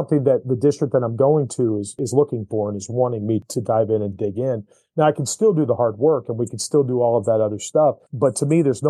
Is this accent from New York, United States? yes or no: yes; Syracuse, New York, United States; now in Missouri, United States; I'm from Syracuse, New York